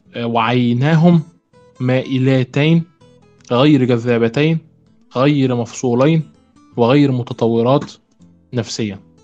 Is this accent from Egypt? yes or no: yes; Egypt; عندنا في مصر في نوبيين